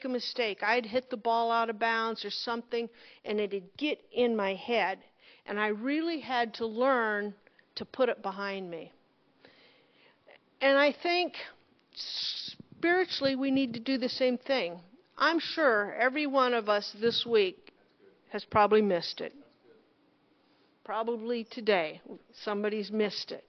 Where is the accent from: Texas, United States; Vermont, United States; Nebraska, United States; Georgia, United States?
Nebraska, United States; Loup Canal, near Monroe; I grew up on the Monroe Canal, on the Loop Canal